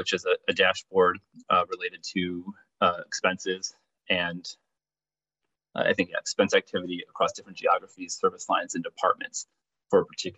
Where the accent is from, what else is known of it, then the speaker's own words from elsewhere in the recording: Chicago, Illinois, United States; my hometown of Chicago